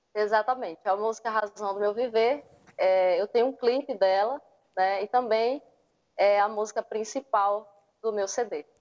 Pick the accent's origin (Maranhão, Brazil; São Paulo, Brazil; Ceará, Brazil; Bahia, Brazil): Maranhão, Brazil; Miranda do Norte; Sou do Maranhão, de uma cidadezinha chamada Miranda do Norte, uma cidadezinha pequena, né? Mas um local maravilhoso, abençoado por Deus e com certeza é, sou muito feliz por morar aqui, viver aqui